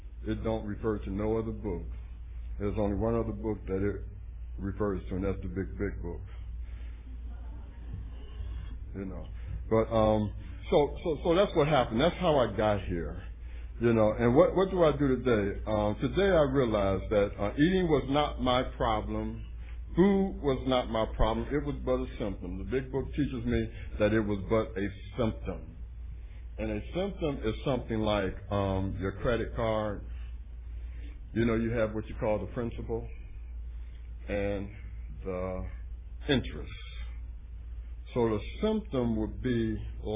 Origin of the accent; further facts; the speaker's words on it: Cleveland, Ohio, United States; my hometown